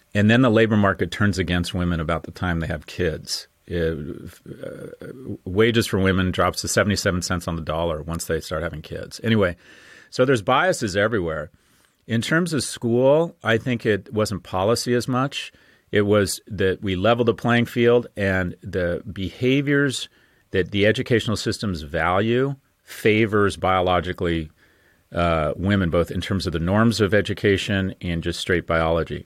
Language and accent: English; California, United States; moved away; born and raised in California